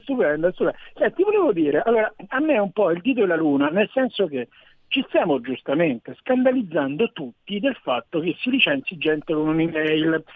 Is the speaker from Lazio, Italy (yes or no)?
yes; Rome, Lazio, Italy; io sono di Roma